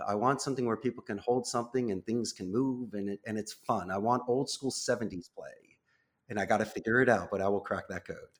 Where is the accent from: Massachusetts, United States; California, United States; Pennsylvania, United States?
Pennsylvania, United States; Philadelphia; moved away as an adult; now in Costa Rica; I'm born and raised in Northeast Philadelphia as a proud graduate of Abington High School in ninety-one